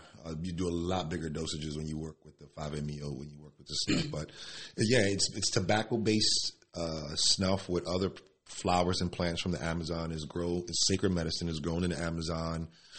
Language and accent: English; Elizabeth, New Jersey, United States; also born or lived in Newark / Spanish Harlem; I'm from the barrio. I'm from the hood. I grew up in Elizabeth, Newark, Spanish Harlem.